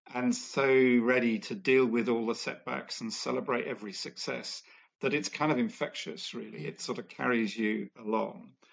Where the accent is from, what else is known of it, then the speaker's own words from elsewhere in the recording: India; I grew up in India and was very aware that I was uh, growing up in a family that was that was fairly well off